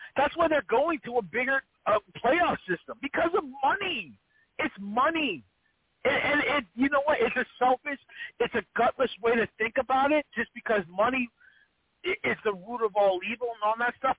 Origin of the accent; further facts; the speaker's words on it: East Coast, United States; I'm an East Coast guy. I grew up on on the Big East Conference.